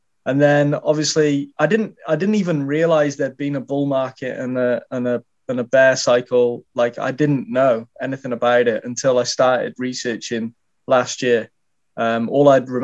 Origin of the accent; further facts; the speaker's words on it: Shropshire, West Midlands, United Kingdom; I'm from Shropshire in the UK